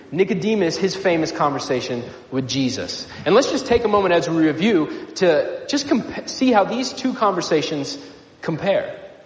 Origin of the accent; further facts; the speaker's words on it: Nebraska, United States; moved away; I grew up in Nebraska